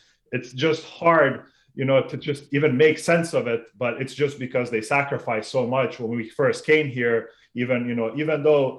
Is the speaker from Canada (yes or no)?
no; Sarajevo, Federation of Bosnia and Herzegovina, Bosnia & Herzegovina; moved away; So I was originally born in what was the former Yugoslavia then, back in the 80s. I was born in Sarajevo, which is now Bosnia. Yep. I'm of Bosnian Serb origin. And I lived there until 1995.